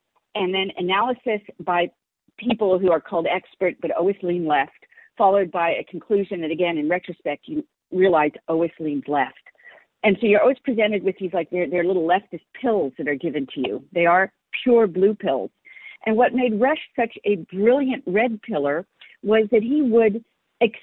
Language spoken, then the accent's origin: English; San Francisco, California, United States; I was raised in San Francisco and was part of the San Francisco scene